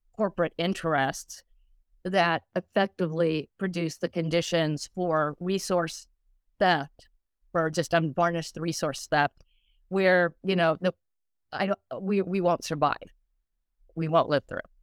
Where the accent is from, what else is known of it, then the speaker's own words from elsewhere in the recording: Colorado, United States; I grew up in Colorado